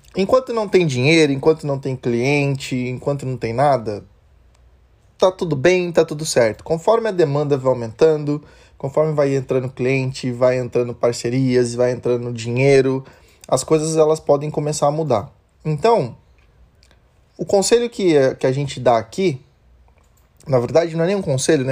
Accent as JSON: {"language": "Portuguese", "country": "Brazil", "said": "A gente, como bom brasileiro"}